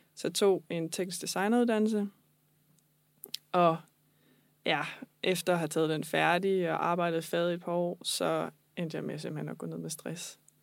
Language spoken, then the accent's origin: Danish; Falster, Zealand, Denmark; also born or lived in Copenhagen; jeg er oprindeligt fra Falster